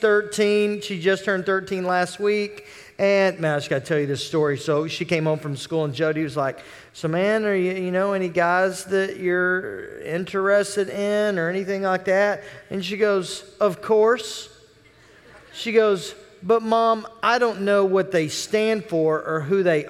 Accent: Oklahoma City, Oklahoma, United States; I am from Oklahoma City

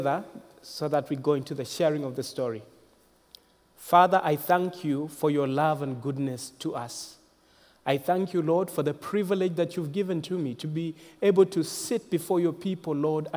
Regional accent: Zambia; I was born in Zambia. Zambia is a nation in the southern part of Africa, central southern part of Africa, and that's where I come from

